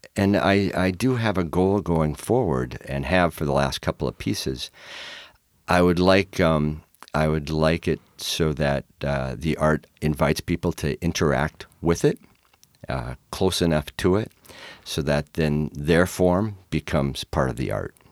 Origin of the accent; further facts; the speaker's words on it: Minnesota, United States; also born or lived in New Jersey / Fox Island, Washington; now in Tacoma, United States; I'm from Minnesota